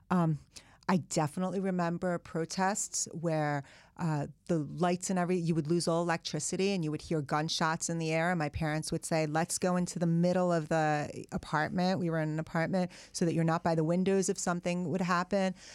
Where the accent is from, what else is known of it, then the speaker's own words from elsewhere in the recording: United States; English is a second language; also born or lived in Iran; I'd spent half of elementary school, all of middle school, all of high school in America